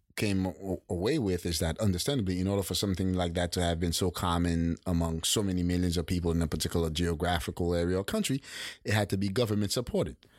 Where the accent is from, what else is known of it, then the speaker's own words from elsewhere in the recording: Haiti; as a kid growing up in Haiti